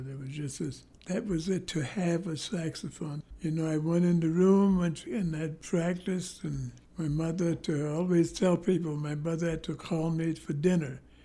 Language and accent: English; New York City, New York, United States; I was born in Harlem